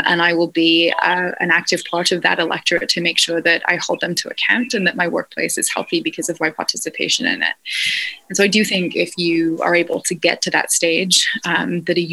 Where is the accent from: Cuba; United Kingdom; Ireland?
United Kingdom; Scotland; now in United States; I come from Scotland, where you basically join a union at birth